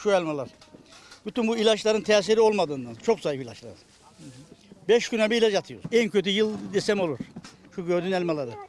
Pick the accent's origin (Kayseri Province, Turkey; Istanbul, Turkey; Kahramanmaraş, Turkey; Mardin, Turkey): Istanbul, Turkey; Ee, İstanbul'da doğdum, İstanbul'da büyüdüm.